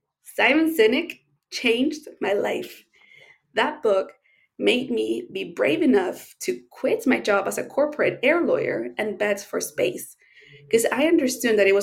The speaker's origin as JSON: {"language": "English", "country": "Chile", "said": "as we say in Chile, it's a saying here"}